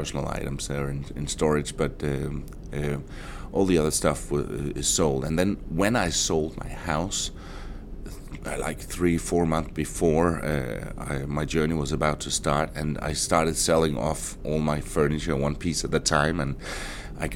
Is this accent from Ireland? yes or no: no; Denmark; moved away as an adult; I am from Denmark.